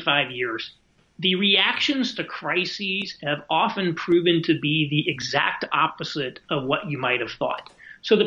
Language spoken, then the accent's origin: English; Indiana, United States; moved away as an adult; also born or lived in New York City; now in Indianapolis, United States; we actually just moved back to Indianapolis. We're both from Indiana, close to the family, in December